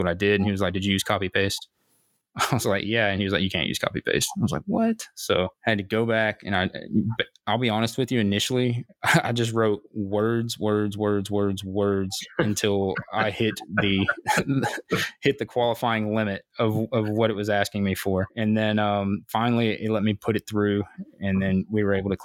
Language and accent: English; United States; I'm American